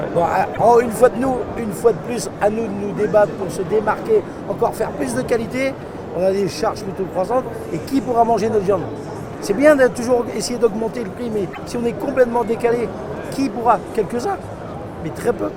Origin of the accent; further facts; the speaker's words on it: Brittany, France; je suis breton